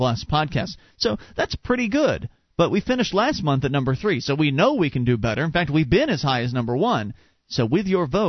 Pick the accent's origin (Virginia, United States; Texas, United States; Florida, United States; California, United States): Florida, United States; Sarasota; moved away; we come from Sarasota, Florida, and there's a large Amish/Mennonite community